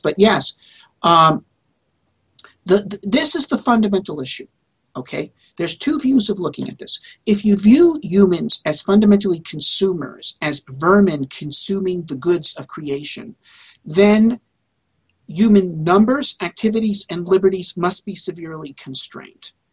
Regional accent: United States; as an American, and I am also an American inventor

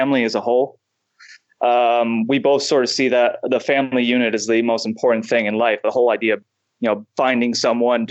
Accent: United States; being an American

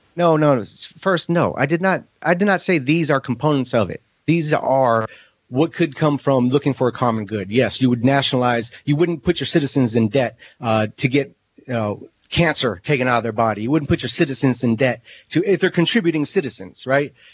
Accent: United States; I am as an American

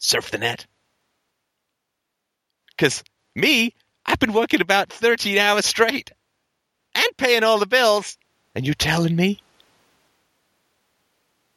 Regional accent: Ireland; moved away; I come from Ireland originally

